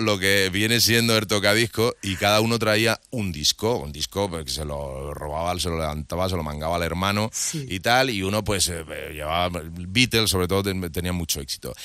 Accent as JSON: {"language": "Spanish", "town": "Madrid", "region": "Community of Madrid", "country": "Spain", "tie": "born or raised there", "moved": "as an adult", "lives_now": "Andalusia, Spain", "said": "Yo me crié en Madrid"}